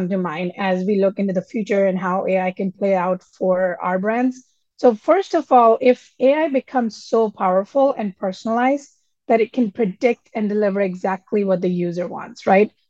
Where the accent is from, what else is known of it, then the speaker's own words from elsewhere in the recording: Delhi, India; now in United States; I was young and I moved to United States from Delhi, India 30 plus years ago.